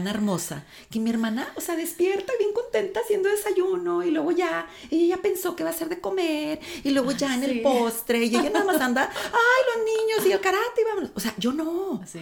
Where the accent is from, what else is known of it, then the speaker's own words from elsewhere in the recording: Tamaulipas, Mexico; Yo crecí en un rancho. Mi papá es agricultor. Este, soy de Tamaulipas